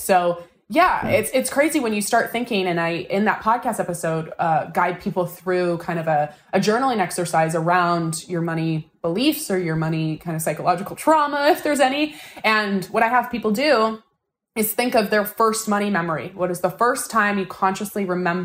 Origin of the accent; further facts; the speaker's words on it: Seattle, Washington, United States; where are you from? And we go Seattle